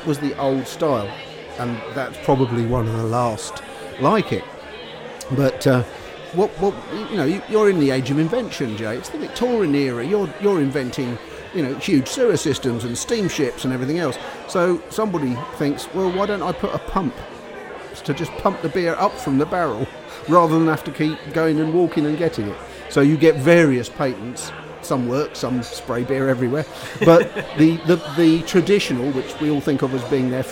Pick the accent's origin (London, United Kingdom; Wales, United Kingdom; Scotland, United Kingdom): London, United Kingdom; around; I was brought up down here around London